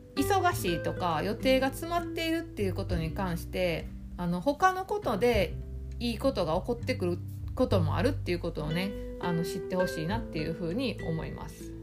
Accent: Osaka, Japan; 地元の大阪

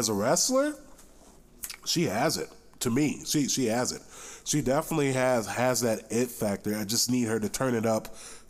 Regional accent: Boynton Beach, Florida, United States; I am not from Cleveland. I'm from Miami. Well, I'm from the Miami area, originally Boynton Beach. Shout out to the 561.

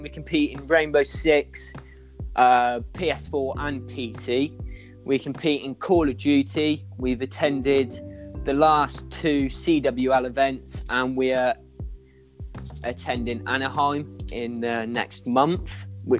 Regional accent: United Kingdom; I am from the United Kingdom

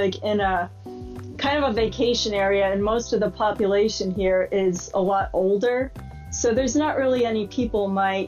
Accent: just outside of Boston, Massachusetts, United States; I grew up in just outside of Boston

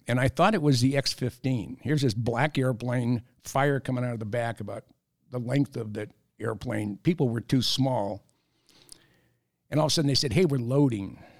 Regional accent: San Jose, California, United States; moved away; also born or lived in San Francisco / Minnesota; I grew up in the Bay Area, I'm a third generation San Franciscan.

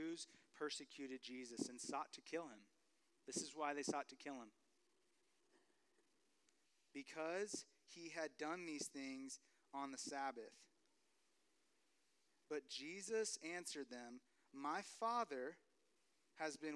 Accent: California, United States; moved away; I'm from California

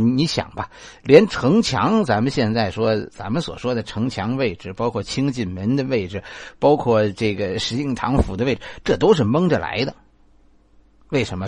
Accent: Beijing, China; 咱们北京人

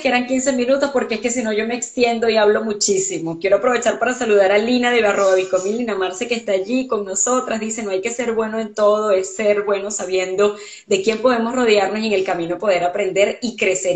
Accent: Venezuela; moved away as an adult; now in Canada; yo soy venezolana

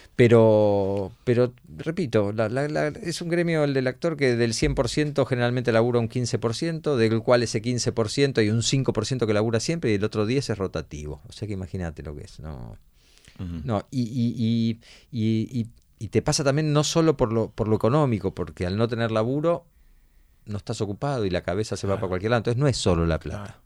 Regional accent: Argentina; Nosotros somos Argentina

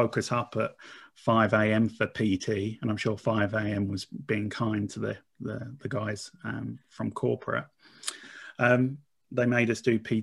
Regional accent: Essex, East of England, United Kingdom; I'm from Essex. I'm very much a working class boy

